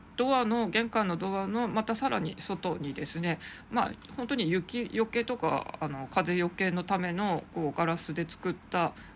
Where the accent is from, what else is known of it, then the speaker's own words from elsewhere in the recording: Sapporo, Hokkaido, Japan; moved away as an adult; also born or lived in Saitama; 札幌生まれの札幌育ちの私